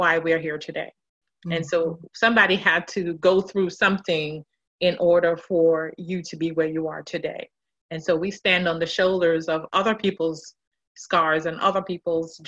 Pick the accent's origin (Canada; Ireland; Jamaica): Jamaica; I'm a native of Jamaica, West Indies